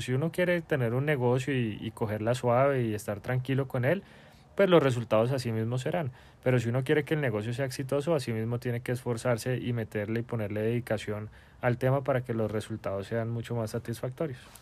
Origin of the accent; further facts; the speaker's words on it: Bogotá, Colombia; moved away as an adult; como todo buen bogotano